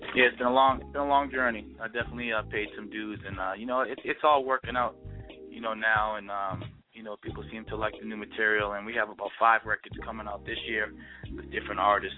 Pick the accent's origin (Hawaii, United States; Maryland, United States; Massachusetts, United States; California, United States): Massachusetts, United States; Boston; moved away; also born or lived in Brooklyn, New York; I was born and raised in Boston, and then moved to Brooklyn